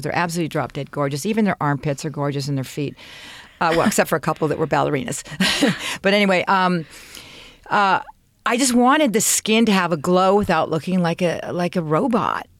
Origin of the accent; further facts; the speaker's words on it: Canada; I'm Canadian